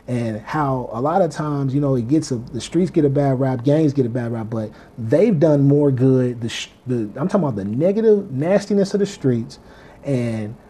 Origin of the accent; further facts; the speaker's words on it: Kansas City, Missouri, United States; moved away; I'm from Kansas City, Missouri